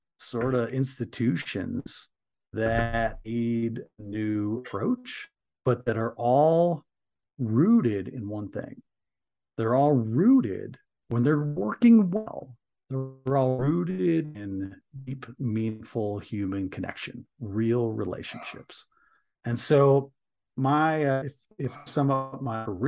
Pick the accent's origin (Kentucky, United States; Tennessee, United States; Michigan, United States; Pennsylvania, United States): Michigan, United States; I grew up in Michigan, grew up in a small working class town in Michigan